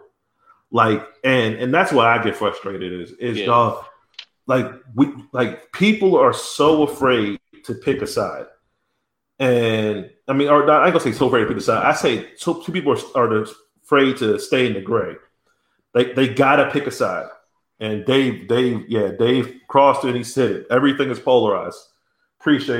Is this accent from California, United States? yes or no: no; New Jersey, United States; I'm originally from South Jersey